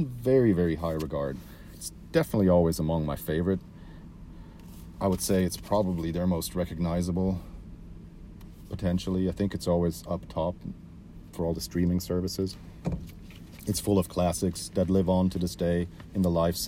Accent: Switzerland; I grew up in Switzerland.

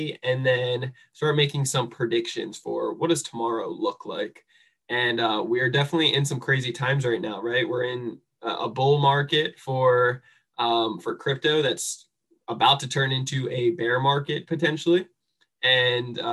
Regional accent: New Jersey, United States; I'm a misfit from New Jersey, and just grew up a screw up

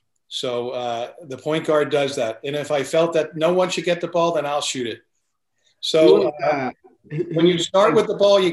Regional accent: New Jersey, United States; I grew up in a family of 10.

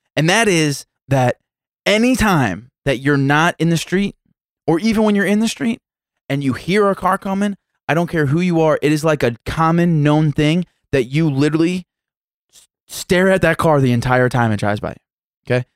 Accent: United States; being raised and growing up in South City

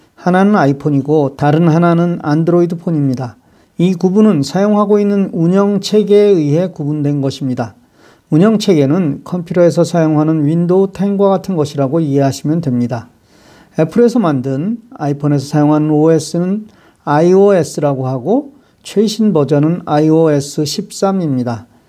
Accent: South Korea; now in United States; 제가 한국인이라서

